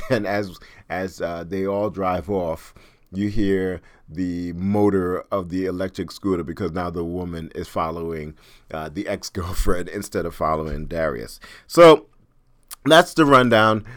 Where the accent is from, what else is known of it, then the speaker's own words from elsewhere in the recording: New York, United States; I'm from New York